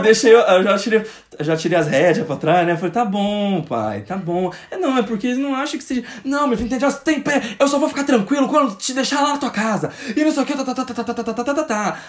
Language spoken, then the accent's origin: Portuguese; interior of Goiás, Brazil; also born or lived in Brasília; eu nasci em Brasília, e depois a gente se mudou para o interior de Goiás